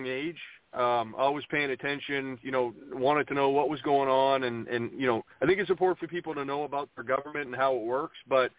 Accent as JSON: {"language": "English", "region": "Maine", "country": "United States", "tie": "born or raised there", "said": "My home state is a place that I spent quite a few years growing up"}